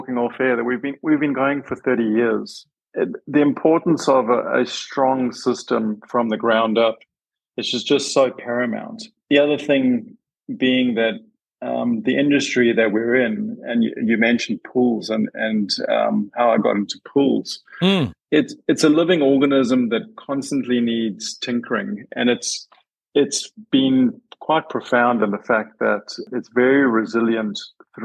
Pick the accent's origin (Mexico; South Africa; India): South Africa; moved away as an adult; now in Australia; Born and bred in South Africa, but I've been in Australia now for 14 years and have naturalized as an Australian